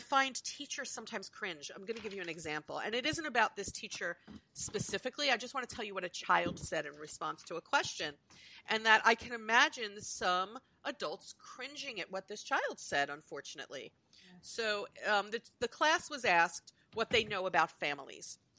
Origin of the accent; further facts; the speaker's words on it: United States; I'm Euro American, I'm US born